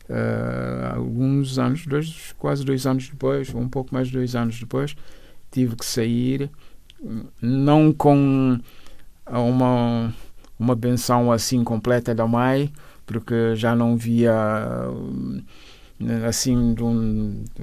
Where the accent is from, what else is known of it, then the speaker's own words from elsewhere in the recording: Bissau, Guinea-Bissau; also born or lived in São Domingos, Guinea-Bissau / Cacheu, Guinea-Bissau; Bissau, onde, onde cresci, a, a minha, o resto da minha infância eram umas idas e vindas entre Cacheu, a Terra da Mai e, e, e Bissau. Fiz a, mi, a, a, a minha juventude e uh, em Bissau, o resto dos estudos foram ali em Bissau.